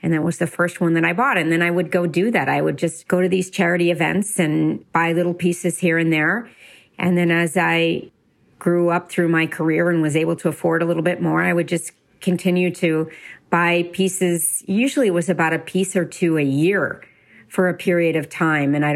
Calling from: Westchester, New York, United States; from Westchester, New York, in a house full of boxes as we just sold our New York apartment and have moved all of that, including our art collection, into our house in Westchester.

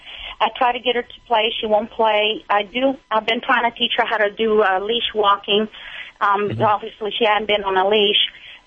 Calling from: southern Indiana, United States; I'm calling from Indiana, southern Indiana.

